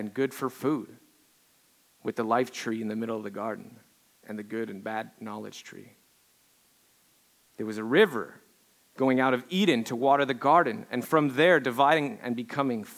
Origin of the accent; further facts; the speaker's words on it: Quebec, Canada; moved away; growing up in Quebec, I grew up in Quebec. I'm your token Canadian hoser, French Canadian hoser